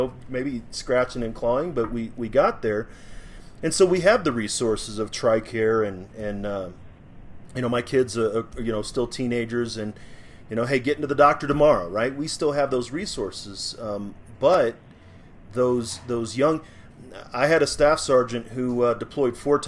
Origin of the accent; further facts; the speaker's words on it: St. Louis, Missouri, United States; moved away; I grew up in St. Louis